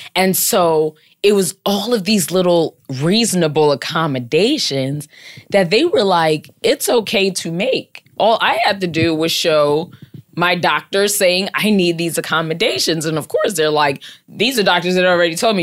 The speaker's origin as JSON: {"language": "English", "region": "Maryland", "country": "United States", "moved": "as an adult", "lives_now": "New York City, United States", "said": "I'm from Maryland, so my family's in Maryland, and I'm out here in New York City"}